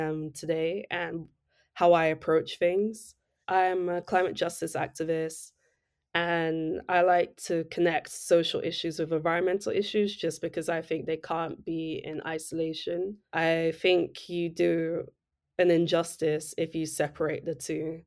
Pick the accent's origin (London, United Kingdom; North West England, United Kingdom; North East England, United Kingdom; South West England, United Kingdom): London, United Kingdom; was born and raised in East London, specifically Newham